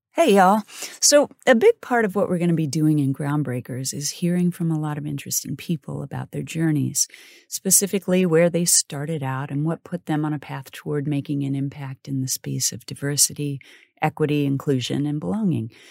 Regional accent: Wellsville, Kansas, United States; I was born in Kansas City and raised in a small farm town called Wellsville

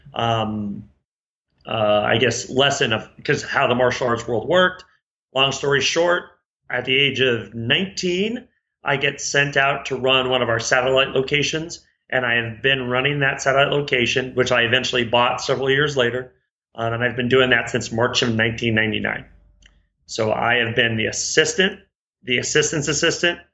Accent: Reno, Nevada, United States; moved away; also born or lived in Chandler, Arizona; I was raised in Reno, Nevada

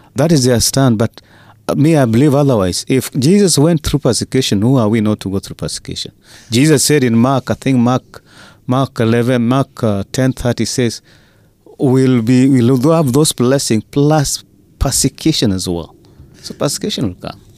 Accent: Kenya; as Kenyan pastors

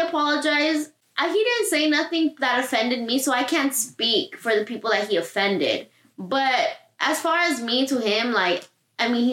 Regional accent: Southern California, United States; you grow up in Southern California and you're Latino

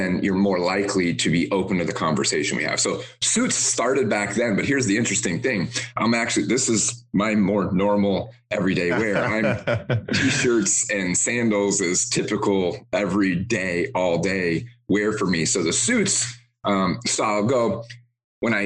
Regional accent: Detroit, Michigan, United States; now in Tampa, United States; I grew up in the Motor City in Detroit.

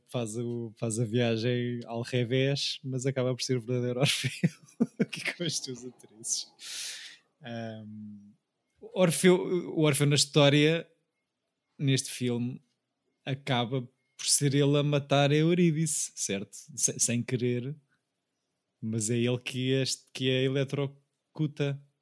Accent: Portugal; para mim como Tuga

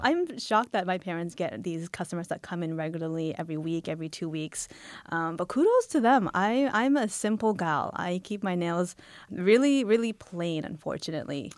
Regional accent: Halifax, Nova Scotia, Canada; now in Toronto, Canada; I was born in Canada

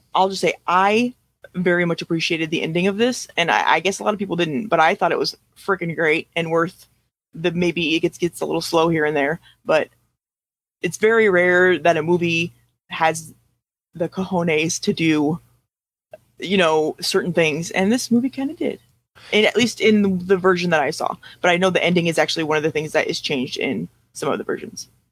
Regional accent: United States; we're American

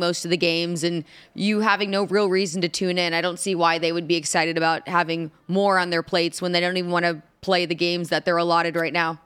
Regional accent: Indianapolis, Indiana, United States; Indianapolis, my hometown

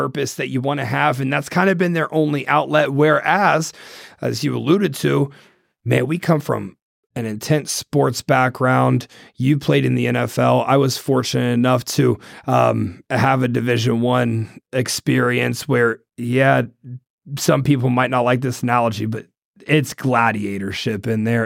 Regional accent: Ohio, United States; moved away; I'm from Ohio

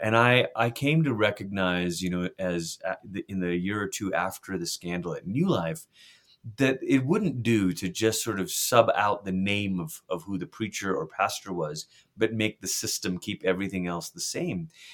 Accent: Malaysia; moved away; I grew up in Malaysia

